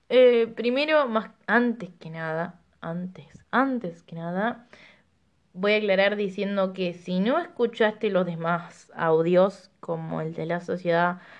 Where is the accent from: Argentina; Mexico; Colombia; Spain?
Argentina; Rosario, Santa Fe; moved away; Voy a empezar diciendo que cuando llegué de Rosario no tenía ninguna amistad